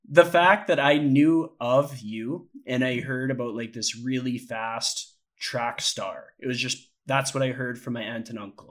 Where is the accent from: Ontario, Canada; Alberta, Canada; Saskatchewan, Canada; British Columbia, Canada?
Alberta, Canada; Ponoka; I was born in Ponoka and I grew up nearby.